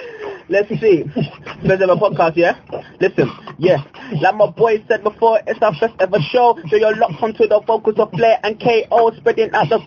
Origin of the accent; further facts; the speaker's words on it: United Kingdom; I was born and raised in the United Kingdom.